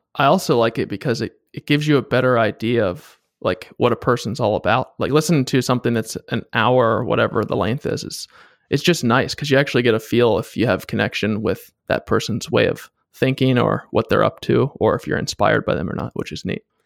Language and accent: English; East Coast, United States; moved away as an adult; also born or lived in northern Washington state; now in Washington, United States; I moved out here first to work for Boeing doing aerospace engineering, and I was from the East Coast